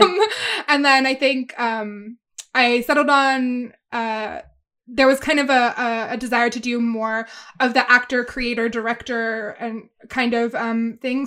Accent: Kentucky, United States; moved away; I grew up in Kentucky

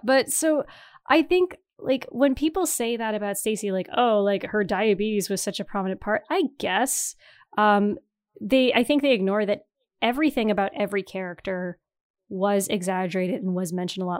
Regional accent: Northeastern Ontario, Canada; moved away as an adult; also born or lived in Toronto; I'm from Northeastern Ontario where everyone is white and French Canadian

